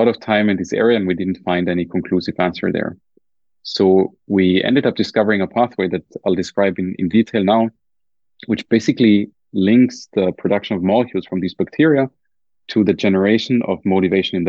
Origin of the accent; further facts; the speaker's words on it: Germany; accent: German; my German accent